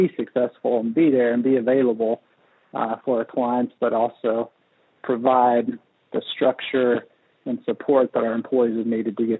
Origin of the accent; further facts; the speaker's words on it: Kenya; moved away as an adult; now in Siloam Springs, United States; So I grew up overseas in Kenya, East Africa, most of my life until I was 18